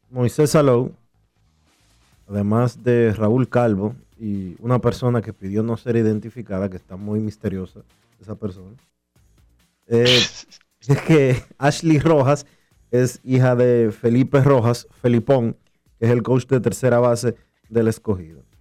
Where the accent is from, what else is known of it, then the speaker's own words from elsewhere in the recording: Dominican Republic; Oye, qué maleducados somos los dominicanos.